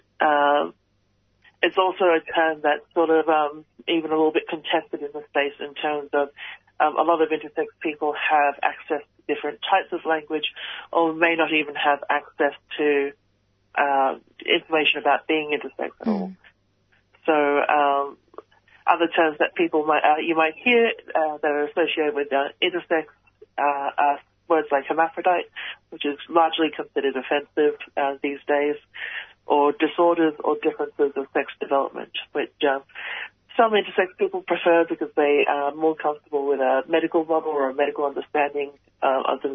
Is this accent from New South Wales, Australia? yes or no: no; Canberra, Australian Capital Territory, Australia; I was born in Canberra with an intersex variation.